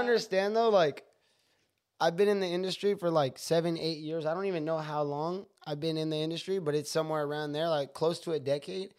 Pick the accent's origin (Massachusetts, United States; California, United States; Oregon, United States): California, United States; San Jose; also born or lived in Riverside, California; They were moving from L A to Washington to San Jose, California, where I grew up